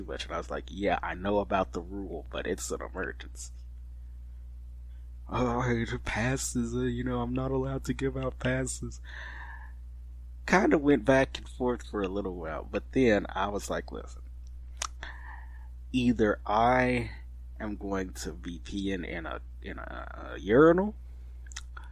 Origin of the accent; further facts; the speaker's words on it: Fort Worth, Texas, United States; I'm from Fort Worth